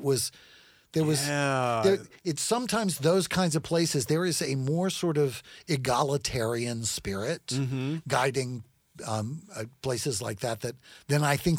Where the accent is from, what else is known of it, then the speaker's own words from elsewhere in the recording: California, United States; also born or lived in Natchitoches / South Carolina; I mean, I'm from California, is my home state, so...